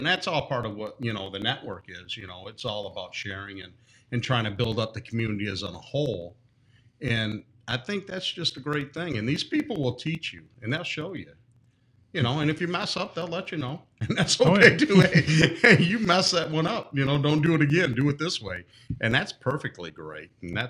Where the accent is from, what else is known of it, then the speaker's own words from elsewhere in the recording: Michigan, United States; also born or lived in South Carolina; I'm from Michigan.